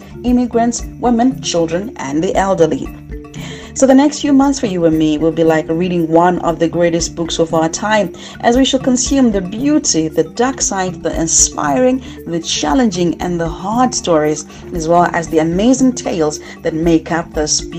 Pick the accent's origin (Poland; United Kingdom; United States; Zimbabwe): Zimbabwe; I'm a Zimbabwean, born and bred in the Southern African gem